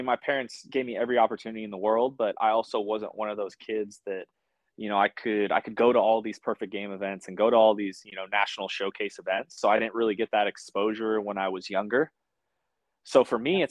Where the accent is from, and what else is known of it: Sherwood, Oregon, United States; born or raised there